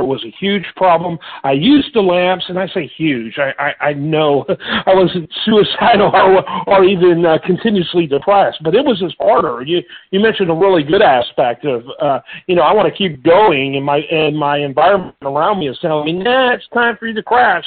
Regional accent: Midwest, United States; now in Houston, United States; my upbringing growing up in the Midwest

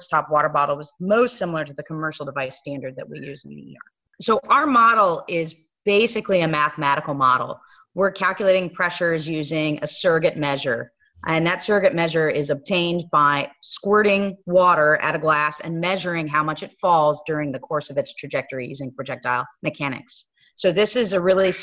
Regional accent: Fresno, California, United States; I am from Fresno, California, and I work at University of California, San Francisco Fresno program

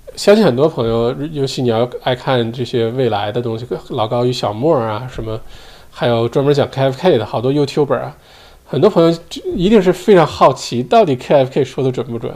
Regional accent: Heilongjiang, China; now in Australia; 我都不记得上一次回黑龙江是什么时候了，有没有十年了

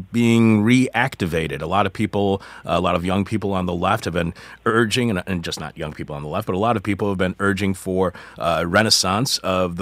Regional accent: Michigan, United States; moved away; That's my home state

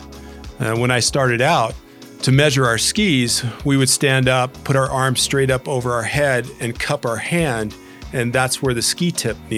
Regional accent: Southern California, United States; I grew up in Southern California

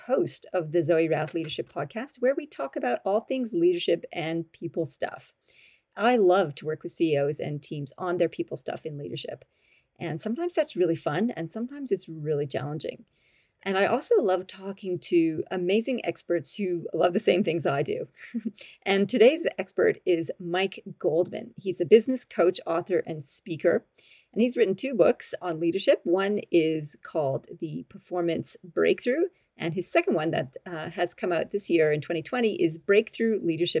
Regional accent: Canada; accent: Canadian-Australian; also born or lived in Australia; I'm a Canadian-Australian. So occasionally my expressions come out a bit funny and I sound a bit funny, but that's sort of my little twisty accent going on.

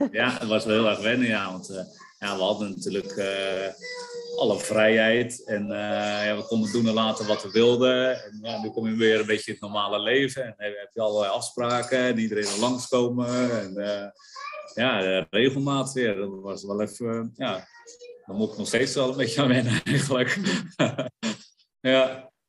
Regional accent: Netherlands; als Nederlander

